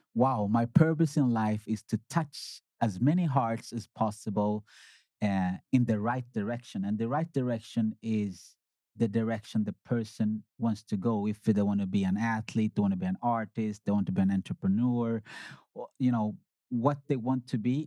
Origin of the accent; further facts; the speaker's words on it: Sweden; also born or lived in Uganda; I was born in Uganda. I came to Sweden in 1987. I was five years then